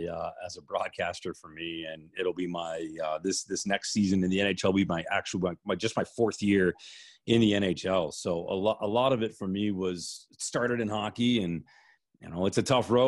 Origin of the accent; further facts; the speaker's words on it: Detroit, Michigan, United States; moved away as an adult; also born or lived in Plymouth, Michigan / Los Angeles / Las Vegas; now in Chicago, United States; I started as a 15-year-old. I grew up in Detroit